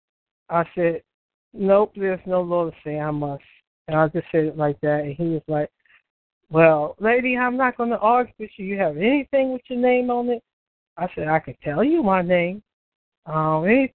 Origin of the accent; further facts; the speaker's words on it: United States; I'm not from England. Okay, so I'm American